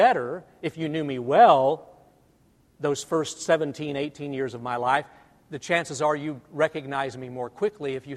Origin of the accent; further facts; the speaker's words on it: Albany, Missouri, United States; moved away; growing up in North Missouri